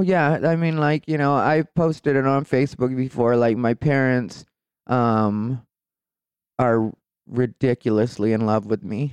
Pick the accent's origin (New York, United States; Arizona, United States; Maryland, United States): Arizona, United States; Casa Grande; also born or lived in Phoenix, Arizona; I grew up in Casa Grande, Arizona